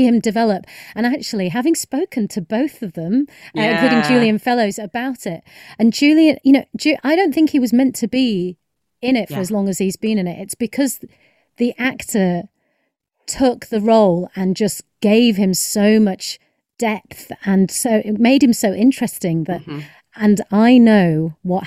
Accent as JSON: {"language": "English", "country": "United Kingdom", "said": "as a British person who has been to America a few times"}